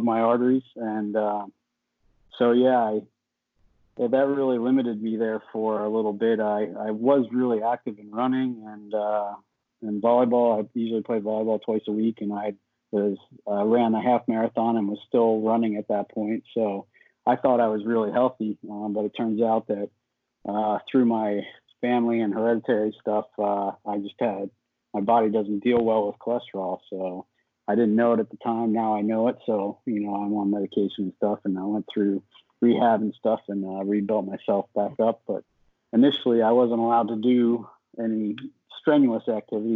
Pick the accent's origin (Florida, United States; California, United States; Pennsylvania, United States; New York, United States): Pennsylvania, United States; York; I'm from York, PA, kind of about halfway between Harrisburg and the Maryland line.